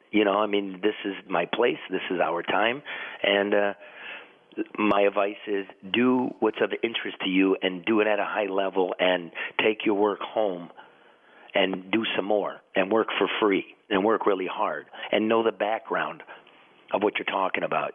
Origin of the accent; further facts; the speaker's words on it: Detroit, Michigan, United States; I come from Detroit and I've been across this great country of ours for decades now